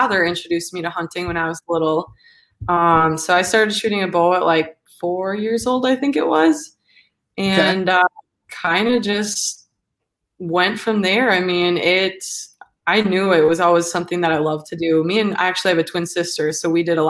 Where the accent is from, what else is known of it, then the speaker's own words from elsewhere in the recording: Manitowoc, Wisconsin, United States; now in Milwaukee, United States; I'm from Wisconsin, born and raised from like the Manitowoc area, northeast Wisconsin. And I'm currently living in Milwaukee